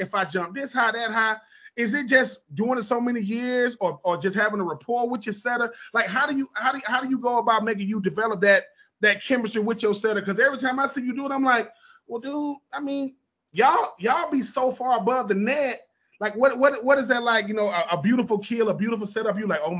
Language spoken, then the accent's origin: English; Hoover, Alabama, United States; Listen, man, I'm from Hoover, Alabama. People think of Hoover, Alabama. They ain't thinking ladies volleyball.